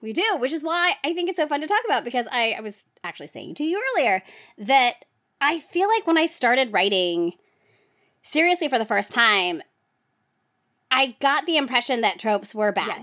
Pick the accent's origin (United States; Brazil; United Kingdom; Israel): United States; New Jersey; I was from New Jersey